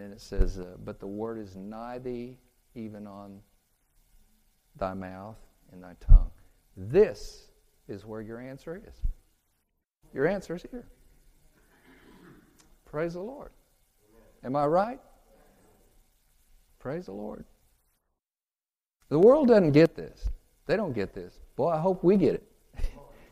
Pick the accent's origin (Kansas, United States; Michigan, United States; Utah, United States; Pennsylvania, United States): Kansas, United States; moved away; also born or lived in California; I'm from Kansas. I don't even know what a valley is